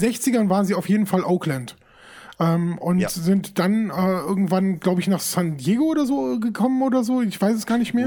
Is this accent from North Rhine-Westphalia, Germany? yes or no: yes; Düsseldorf, North Rhine-Westphalia, Germany; ich komme aus Düsseldorf